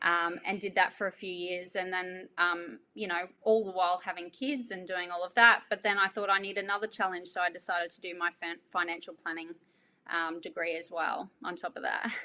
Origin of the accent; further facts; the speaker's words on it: Ingham, Queensland, Australia; also born or lived in Townsville; it's close to my hometown, which is Ingham